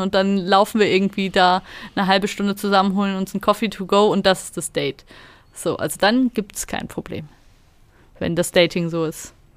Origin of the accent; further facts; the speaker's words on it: Germany; now in Switzerland; Ich komme ja aus Deutschland